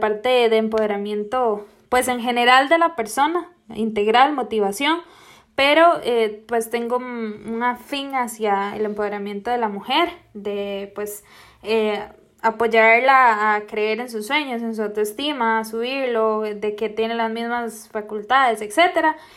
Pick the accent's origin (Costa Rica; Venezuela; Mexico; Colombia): Costa Rica; Soy de Costa Rica